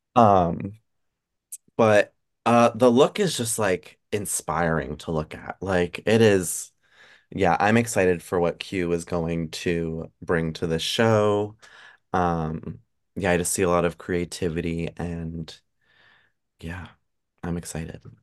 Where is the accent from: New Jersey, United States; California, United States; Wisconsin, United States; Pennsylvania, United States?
Pennsylvania, United States; I'm also from P A, like, I'm from Pennsylvania, so, like, not far, like, thirty minutes from Hershey